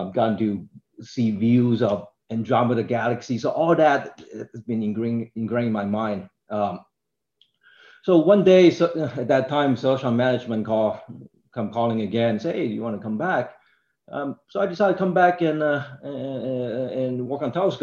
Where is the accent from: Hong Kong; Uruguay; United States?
Hong Kong; moved away; I grew up in Hong Kong